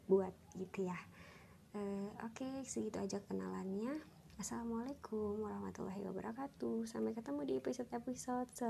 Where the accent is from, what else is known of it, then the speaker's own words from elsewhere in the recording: Serpong, Banten, Indonesia; Aku asli dari Serpong, Tangerang Selatan, dan saat ini aktivitasku adalah seorang karyawan di salah satu perusahaan yang cukup besar di Jakarta Pusat